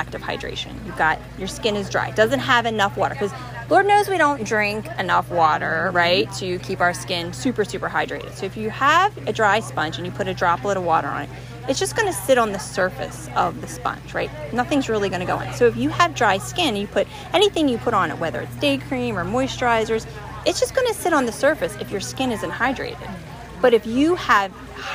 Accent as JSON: {"language": "English", "region": "New Jersey", "country": "United States", "tie": "born or raised there"}